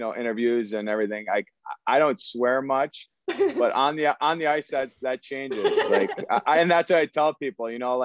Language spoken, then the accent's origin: English; Elk River, Minnesota, United States; I grew up in Elk River